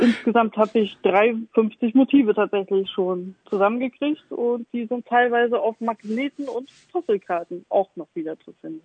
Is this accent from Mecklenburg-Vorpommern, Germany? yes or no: yes; Stralsund, Mecklenburg-Vorpommern, Germany; moved away as an adult; also born or lived in Hamburg; now in Elmshorn, Germany; gebürtige Stralsummerin, wer das nicht kennt, das ist in MacPom